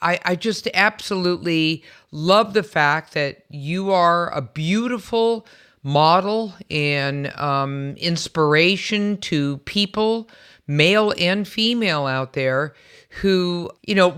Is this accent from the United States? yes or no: yes; San Francisco, California, United States; I was also born and raised in San Francisco